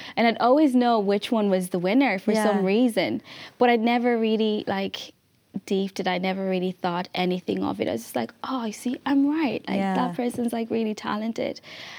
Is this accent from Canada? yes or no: no; Malawi; now in Ireland; I grew up in Malawi, which is like a really small country in Southern Africa.